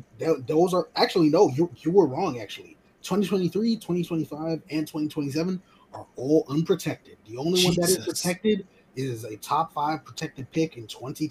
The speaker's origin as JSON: {"language": "English", "town": "New York City", "region": "New York", "country": "United States", "tie": "born or raised there", "said": "Well, I grew up in Brooklyn all my life. I love Brooklyn."}